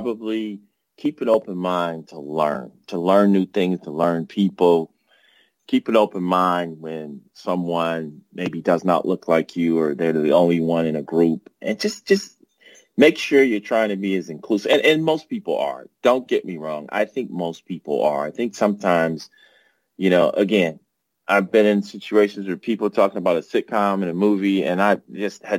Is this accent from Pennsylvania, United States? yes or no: no; Cleveland, Ohio, United States; I grew up in Cleveland